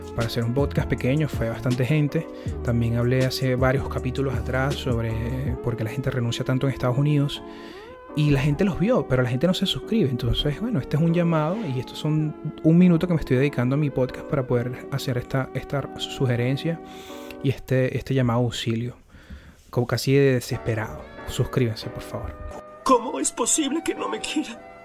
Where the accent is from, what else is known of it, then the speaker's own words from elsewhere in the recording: Venezuela; moved away; uno como venezolano